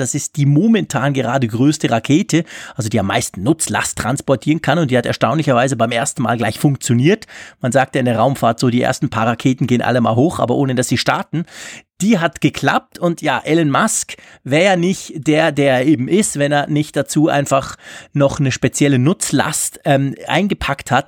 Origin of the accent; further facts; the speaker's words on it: Switzerland; als Schweizer